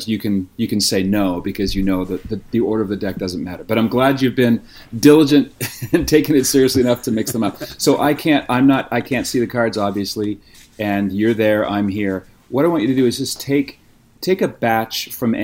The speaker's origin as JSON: {"language": "English", "region": "Nova Scotia", "country": "Canada", "tie": "born or raised there", "moved": "yes", "lives_now": "California, United States", "said": "I was born and raised in Nova Scotia on the East Coast, so I never really grew up saying"}